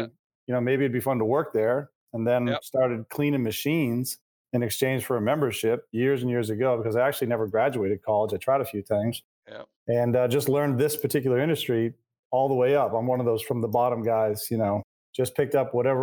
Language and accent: English; Maine, United States; moved away as an adult; also born or lived in California; I'm from Maine. My wife's from Maine